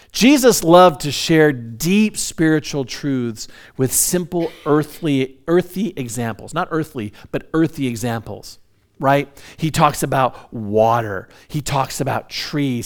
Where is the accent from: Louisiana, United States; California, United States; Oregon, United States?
California, United States; Hesperia; also born or lived in Orange County, California; my dad, uh, bought a large piece of property in Hesperia back in the seventies, and we moved from Orange County up to, uh, Hesperia.